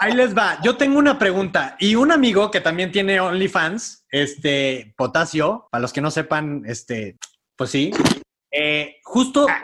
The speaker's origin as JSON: {"language": "Spanish", "town": "Monterrey", "region": "Nuevo León", "country": "Mexico", "tie": "born or raised there", "moved": "yes", "said": "vengo educado de Monterrey"}